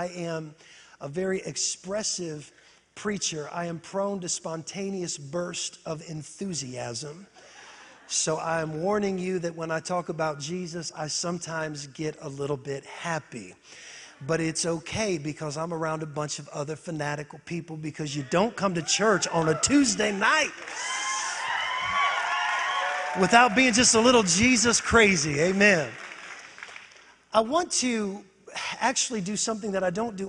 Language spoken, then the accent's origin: English; Northwest Ohio, United States; moved away as an adult; now in Florida, United States; I grew up in Northwest Ohio, but about 14 years ago, God delivered me and put me in one of the hottest